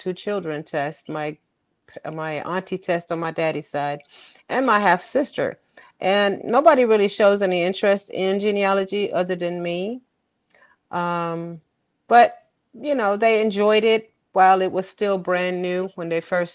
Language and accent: English; Germany; moved away as an adult; now in United States; I was born and raised in Germany